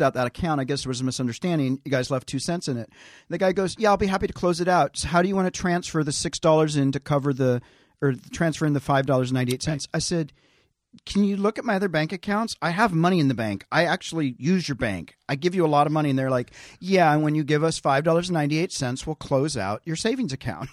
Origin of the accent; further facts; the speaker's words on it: Tennessee, United States; moved away; I'm a hick from Tennessee